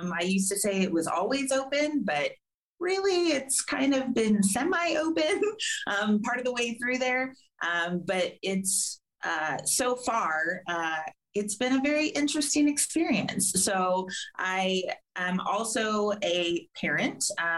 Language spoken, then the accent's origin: English; California, United States; and we just moved to Florida. So we're both from Southern California, and that's where we met.